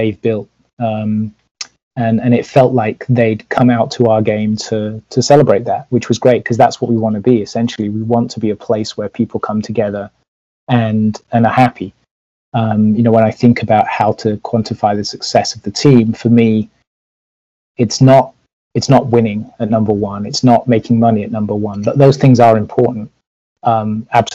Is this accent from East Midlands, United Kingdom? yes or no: no; Leeds, Yorkshire and the Humber, United Kingdom; now in United States; I grew up in Leeds